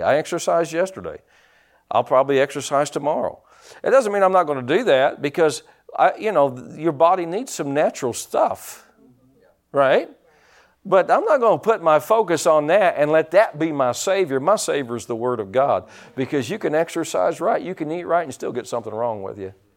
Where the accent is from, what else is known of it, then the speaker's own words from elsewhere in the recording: Pike County, Indiana, United States; I was from Pike County